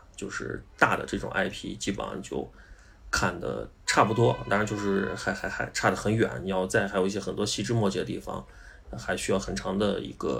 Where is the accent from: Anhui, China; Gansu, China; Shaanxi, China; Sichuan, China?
Shaanxi, China; 包括那个跟我们陕西人在抢的那个壶口瀑布